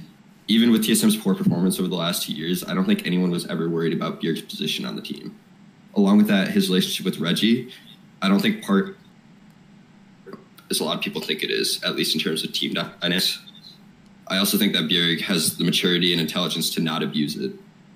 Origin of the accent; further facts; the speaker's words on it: Michigan, United States; accent: Midwestern; now in Freiburg, Germany; It's Midwestern, I guess. I'm from Michigan.